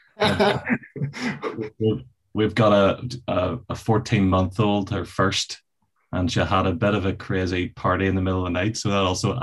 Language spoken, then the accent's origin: English; Belfast, Northern Ireland, United Kingdom; also born or lived in England / San Antonio, Texas; born in Belfast, and I've always lived in the northern suburbs of Belfast.